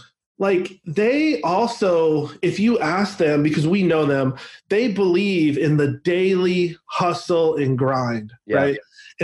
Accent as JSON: {"language": "English", "region": "Northwest", "country": "United States", "tie": "born or raised there", "said": "Yeah, but like I grew up in the Northwest, so I grew up like literally watching the Bill Gates story unfold."}